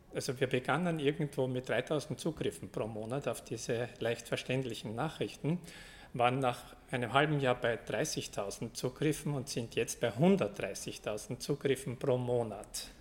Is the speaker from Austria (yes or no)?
yes; Austria; accent: Austrian; ich komme aus Österreich, wie man an meiner Sprache wahrscheinlich hört